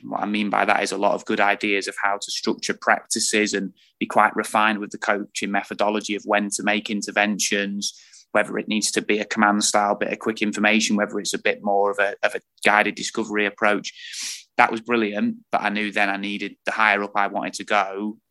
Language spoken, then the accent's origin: English; Lincolnshire, East Midlands, United Kingdom; moved away as an adult; also born or lived in Perth, Australia / Burnley; I'm originally from Lincolnshire, so I'd got no link with with the North and with Burnley at all